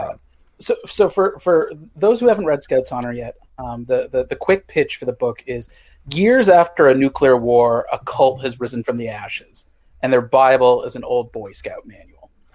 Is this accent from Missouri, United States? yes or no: yes; Missouri, United States; moved away; I grew up in Missouri